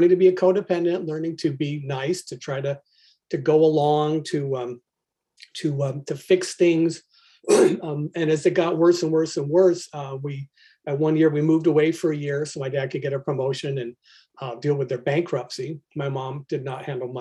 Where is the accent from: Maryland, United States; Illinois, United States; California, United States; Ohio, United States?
California, United States; Albany; I was born right near Berkeley, California, in Albany, nondescript town to rather nondescript people